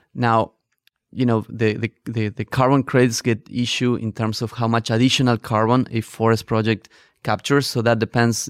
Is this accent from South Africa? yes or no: no; northern Argentina, Argentina; moved away as an adult; also born or lived in Barcelona, Spain; I grew up in Argentina, in the north of Argentina